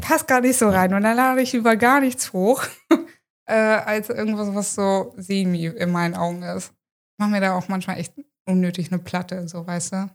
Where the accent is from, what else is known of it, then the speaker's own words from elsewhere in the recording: Hanover, Lower Saxony, Germany; moved away as an adult; now in Friesland, Germany; ich komme ja wie gesagt aus Hannover ursprünglich und habe da auch immer gelebt